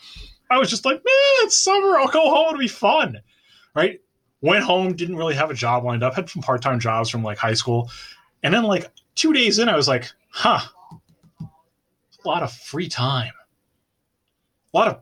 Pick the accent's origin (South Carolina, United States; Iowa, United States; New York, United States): New York, United States; Bronxville; Growing up in Bronxville in the Cub Scouts Memorial Day Parade